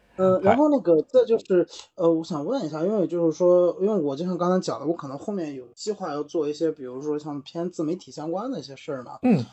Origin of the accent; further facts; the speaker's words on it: Qingdao, Shandong, China; 我们是北岛那边的